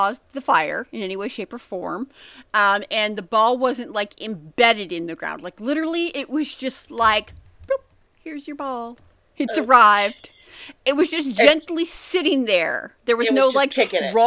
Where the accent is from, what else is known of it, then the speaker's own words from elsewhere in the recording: United States; I'm American